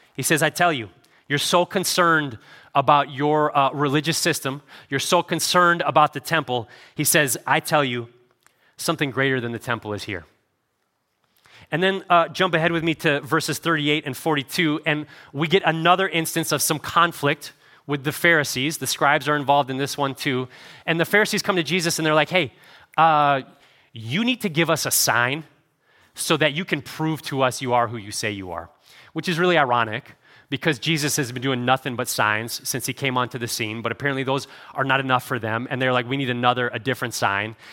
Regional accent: Cleveland, Ohio, United States; I grew up in Cleveland

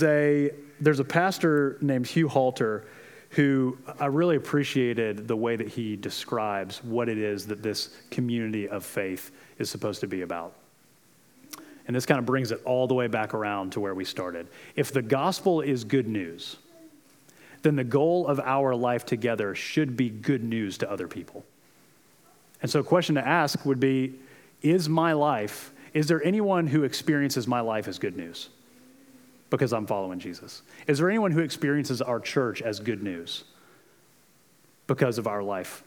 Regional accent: Florida, United States; moved away; I'm from Florida.

